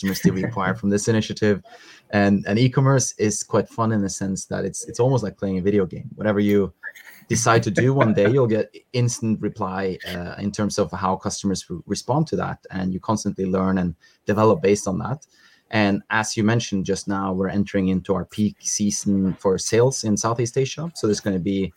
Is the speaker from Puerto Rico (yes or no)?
no; Norway; moved away as an adult; now in Malaysia; get back to my home country in Norway to visit a bit of family and friends